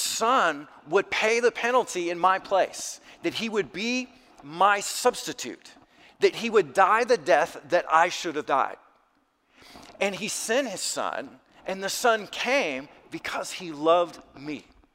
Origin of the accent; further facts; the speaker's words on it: South Alabama, United States; I grew up in South Alabama